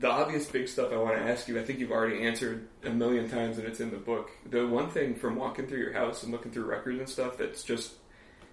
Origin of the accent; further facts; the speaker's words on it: East Bay, California, United States; I was from the East Bay, so we'd take the BART into the city to go to shows